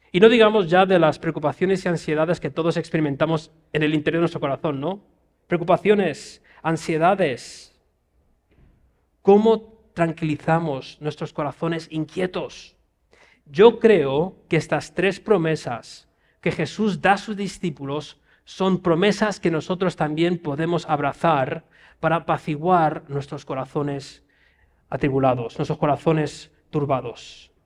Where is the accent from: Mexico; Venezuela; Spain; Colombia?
Spain; voy allí como español